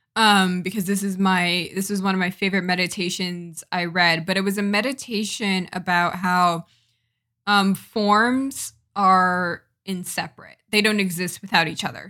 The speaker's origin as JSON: {"language": "English", "region": "Connecticut", "country": "United States", "said": "I am a Jamaican American from Connecticut."}